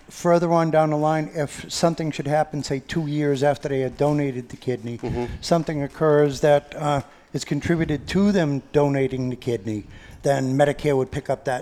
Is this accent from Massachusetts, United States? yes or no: yes; Lawrence, Massachusetts, United States; moved away as an adult; also born or lived in Methuen, Massachusetts; now in Nashua, United States; I was born and raised in the city of Lawrence